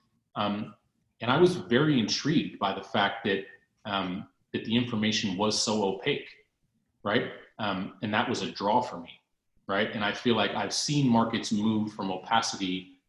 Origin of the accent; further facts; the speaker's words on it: California, United States; moved away as an adult; also born or lived in London; I'm from California